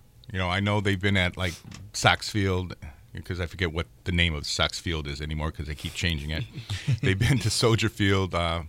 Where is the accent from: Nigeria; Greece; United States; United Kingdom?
Greece; accent: Greek; my Greek accent gets in the way.